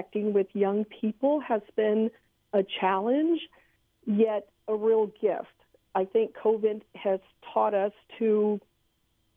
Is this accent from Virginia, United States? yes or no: no; San Antonio, Texas, United States; moved away; I come from San Antonio, Texas, born and raised